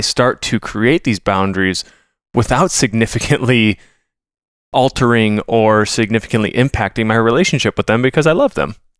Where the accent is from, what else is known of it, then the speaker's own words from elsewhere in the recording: Minnesota, United States; I'm a Minnesotan